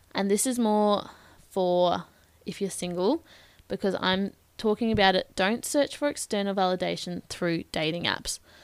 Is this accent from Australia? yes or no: yes; Bendigo, Victoria, Australia; I'm from Bendigo in Victoria, so opposite side of the country.